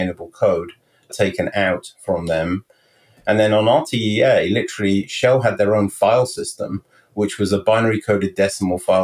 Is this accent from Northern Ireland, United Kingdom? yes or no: no; Stroud, South West England, United Kingdom; moved away as an adult; also born or lived in Henley-on-Thames, England / London, England; now in Morristown, United States; I was born in the Cotswolds, actually in Stroud in Gloucestershire in the United Kingdom. And I lived there for really 10 years. And then my parents moved to Hendingon-on-Thames